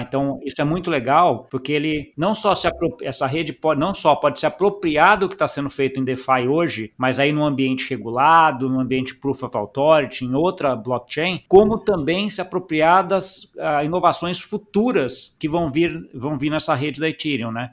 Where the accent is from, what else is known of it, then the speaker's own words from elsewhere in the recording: Brazil; a gente como brasileiro